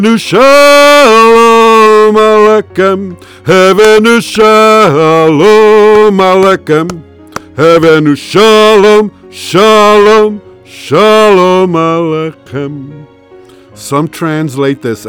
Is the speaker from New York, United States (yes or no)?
yes; New York City, New York, United States; I grew up in New York City among a vast number of different races and religions.